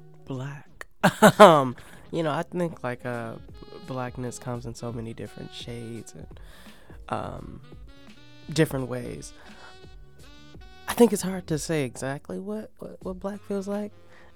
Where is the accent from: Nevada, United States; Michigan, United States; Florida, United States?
Michigan, United States; Detroit; Yeah, and I think that definitely has to do with being from Detroit.